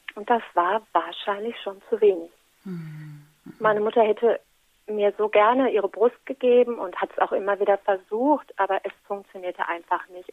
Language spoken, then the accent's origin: German; Menden, North Rhine-Westphalia, Germany; bei uns in Menden